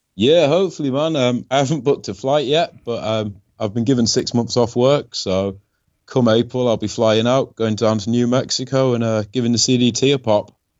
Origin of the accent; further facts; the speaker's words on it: Yorkshire and the Humber, United Kingdom; I'm from Yorkshire, England